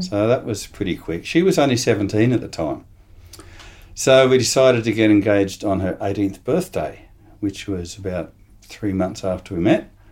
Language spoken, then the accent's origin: English; Sydney, New South Wales, Australia; moved away as an adult; now in Adelaide, Australia; in Sydney. I'm a, I'm an import from the eastern states, but I came here when I was about eighteen. Um, did all my schooling, product of the state, et cetera, uh, over in New South Wales